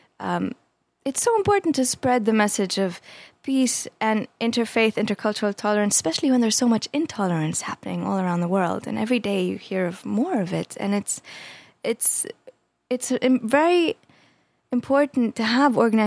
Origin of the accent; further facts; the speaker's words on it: Jordan; now in United States; growing up in Jordan